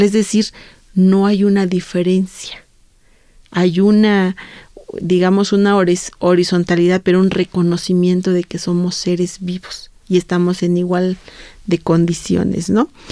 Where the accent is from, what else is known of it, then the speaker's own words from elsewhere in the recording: Santo Domingo Chontecomatlán, Oaxaca, Mexico; hay un cerro sagrado allá, en, sobre todo en mi pueblo, en Santo Domingo Matlán